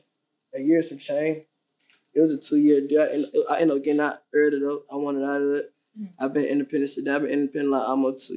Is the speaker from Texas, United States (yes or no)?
no; Atlanta, Georgia, United States; I'm from the West Side of Atlanta, Fab Road, 320 Fab Road, Central Methodist Apartment.